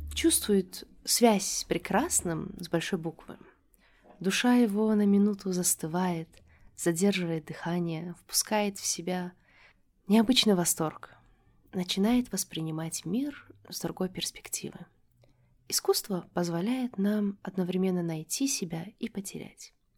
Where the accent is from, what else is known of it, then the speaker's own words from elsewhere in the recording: Dushanbe, Tajikistan; moved away as an adult; also born or lived in United States / Europe; Я родилась и выросла в Душанбе